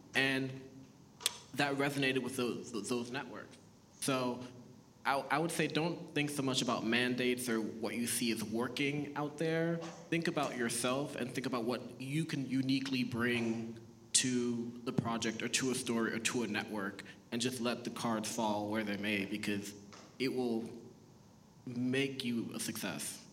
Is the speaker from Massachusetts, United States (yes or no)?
yes; Boston, Massachusetts, United States; first language Haitian Creole; English is a second language; also born or lived in Haiti; I was born in Haiti, um, moved to the States when I was four. We moved to Boston, Massachusetts